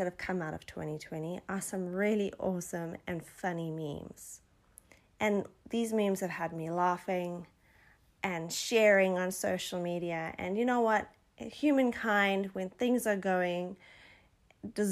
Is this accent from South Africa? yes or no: yes; South Africa; born or raised there